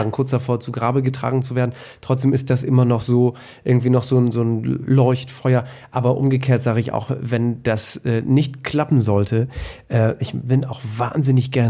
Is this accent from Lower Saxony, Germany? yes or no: yes; Emden, Lower Saxony, Germany; ich bin also ähm, reiner Ostfriese. Mhm. Ähm, ich bin in Emden geboren und äh, groß geworden